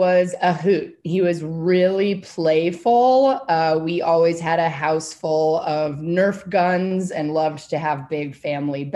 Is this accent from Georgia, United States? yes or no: no; Whidbey Island, Washington, United States; I grew up very rurally on Whidbey Island in Washington State